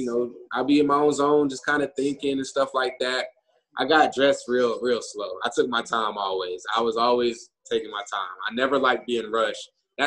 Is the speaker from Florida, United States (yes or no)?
yes; Florida, United States; moved away; we're from Florida